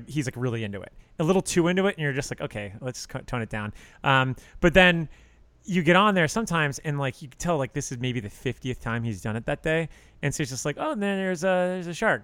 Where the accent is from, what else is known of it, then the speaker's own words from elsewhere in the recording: Miami, Florida, United States; I'm from Miami, South Florida